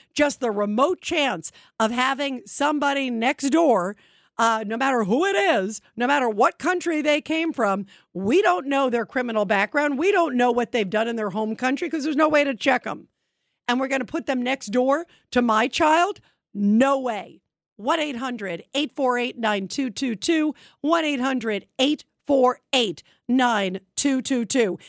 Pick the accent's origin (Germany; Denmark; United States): United States; New York City, New York; I was born in Brooklyn